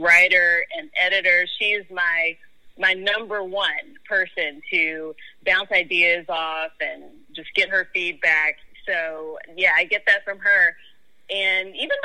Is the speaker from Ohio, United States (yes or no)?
no; Memphis, Tennessee, United States; moved away as an adult; also born or lived in Fairfax, Virginia / Kazakhstan / Lagos, Nigeria; from the age of three on, I lived in Memphis, you know, went through the Memphis City Schools